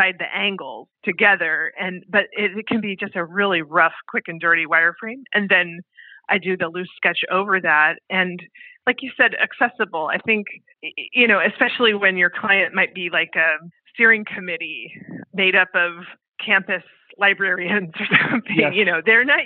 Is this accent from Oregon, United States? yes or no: yes; Portland, Oregon, United States; moved away as an adult; also born or lived in Japan; I moved back to Portland, my hometown, in 2015